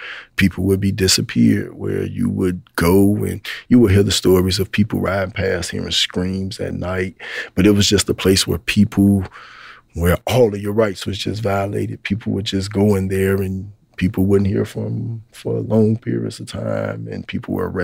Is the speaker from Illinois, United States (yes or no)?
yes; Chicago, Illinois, United States; I'm from the west side of Chicago. I was born and raised there